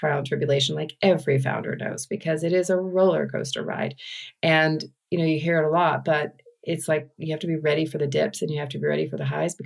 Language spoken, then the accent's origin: English; Texas, United States; I was from Texas.